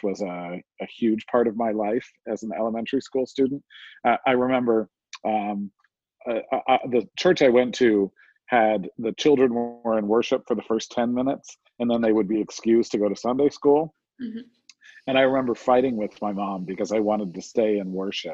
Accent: New Jersey, United States; I was raised in New Jersey.

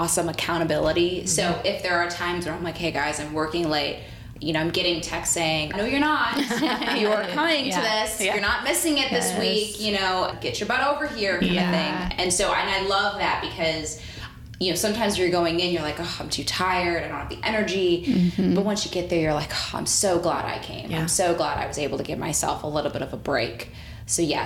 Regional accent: Chicago, Illinois, United States; also born or lived in Atlanta, Georgia; now in Indianapolis, United States; I am originally from Chicago

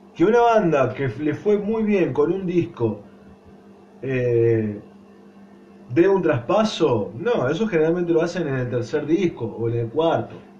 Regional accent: Argentina; nací en Argentina, no soy eh, yankee y mucho menos inglés

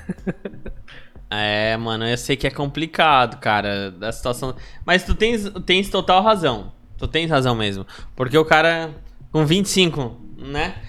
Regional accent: Brazil; a gente é brasileiro

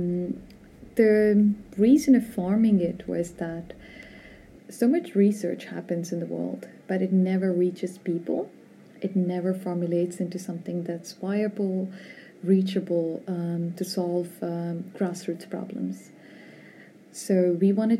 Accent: India; moved away as an adult; also born or lived in North America / Vietnam; now in Spain; I was born in India.

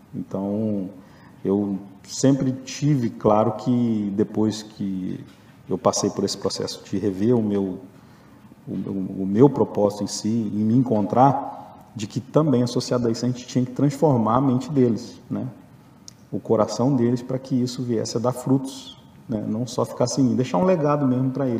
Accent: Rio de Janeiro, Brazil; also born or lived in Belo Horizonte / Patos de Minas; now in Viçosa, Brazil; sou do Rio, já moro aqui desde 94

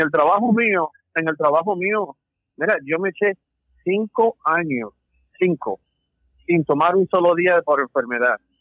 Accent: Puerto Rico; moved away; soy nacido en Puerto Rico

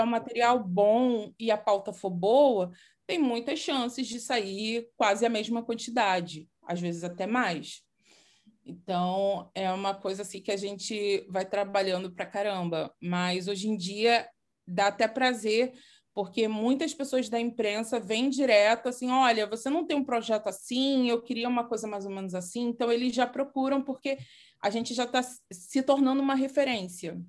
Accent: Nova Iguaçu, Rio de Janeiro, Brazil; uma escola de dança lá de Miguel Couto, que é da minha terra natal, na verdade, né, Nova Iguaçu

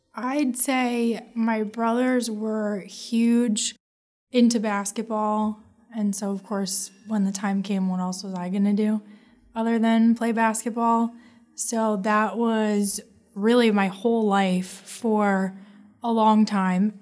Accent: Marlboro, New Jersey, United States; I am from Marlborough, New Jersey

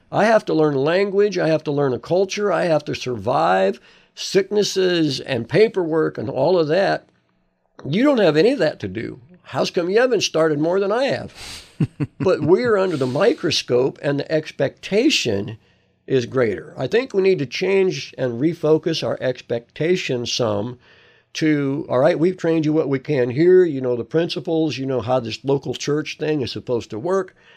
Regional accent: United States

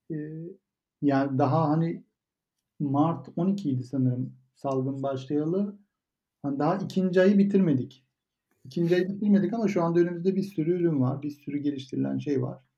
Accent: Turkey; Türkiye'de büyüdük ama orada, orada büyümedik.

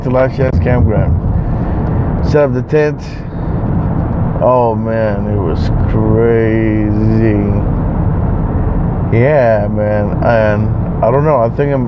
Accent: Bay Area, California, United States; we're from the Bay Area

